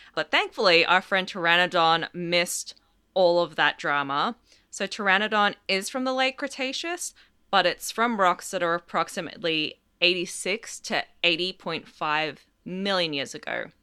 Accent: Australia; I'm Australian as well

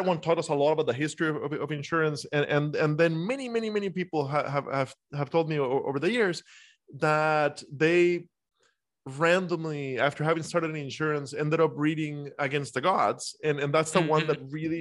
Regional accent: Costa Rica; now in United States; I'm a foreigner. I grew up in Costa Rica. I've spent half my life in the U.S. now.

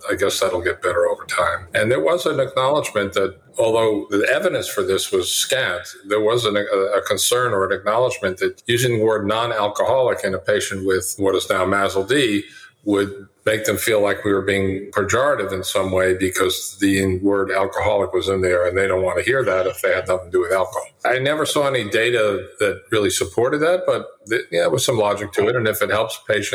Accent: United States

